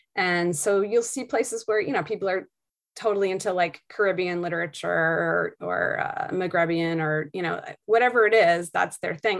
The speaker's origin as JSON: {"language": "English", "town": "Beverly", "region": "Massachusetts", "country": "United States", "tie": "born or raised there", "also_born_or_lived": "Maine", "moved": "as an adult", "lives_now": "New Hampshire, United States", "said": "I grew up in Beverly, Massachusetts"}